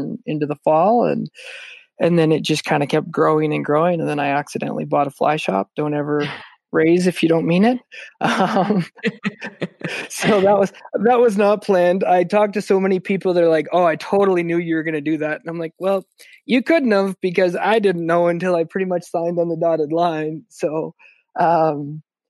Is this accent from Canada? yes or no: yes; Calgary, Alberta, Canada; I was born and raised in Calgary, Alberta